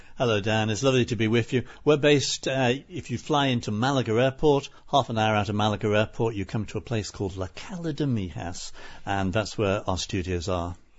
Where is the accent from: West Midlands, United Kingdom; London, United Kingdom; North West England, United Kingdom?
North West England, United Kingdom; Liverpool; now in Spain; I grew up in Liverpool, as you said. I was born in a place called Walton